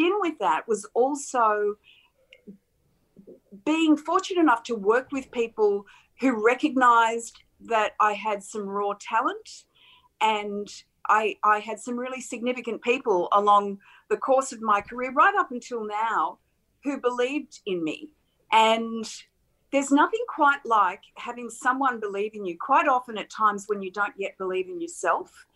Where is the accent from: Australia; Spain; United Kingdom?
Australia; Campbelltown, New South Wales; growing up in Campbelltown, I lived such a small, sheltered life